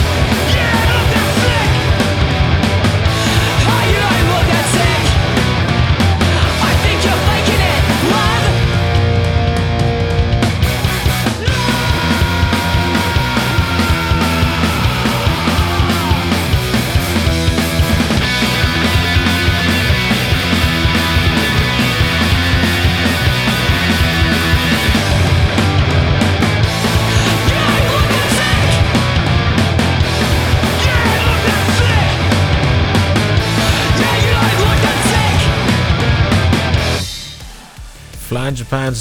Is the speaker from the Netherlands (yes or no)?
no; United Kingdom; me being British and having certain emphasis on certain words